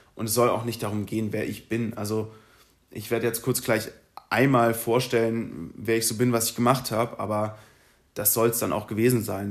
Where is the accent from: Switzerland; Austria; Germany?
Germany; Berlin; moved away as an adult; now in Munich, Germany; ich bin in Berlin geboren, 2015 nach München gezogen